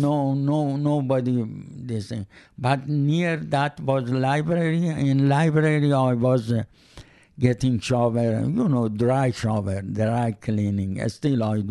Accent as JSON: {"language": "English", "country": "Iran", "second_language": "English", "moved": "yes", "said": "I am from Iran"}